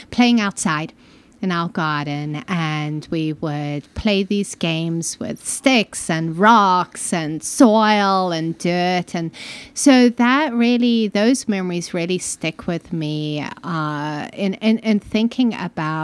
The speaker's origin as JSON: {"language": "English", "country": "Malawi", "tie": "born or raised there", "also_born_or_lived": "Zimbabwe", "moved": "as an adult", "lives_now": "United States", "said": "I grew up in Malawi mostly, Southern Africa, and it's subtropical"}